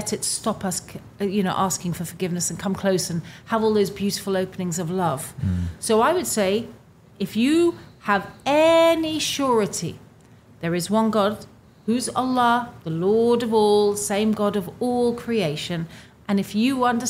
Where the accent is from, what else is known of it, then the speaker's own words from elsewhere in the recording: England, United Kingdom; I'm an English person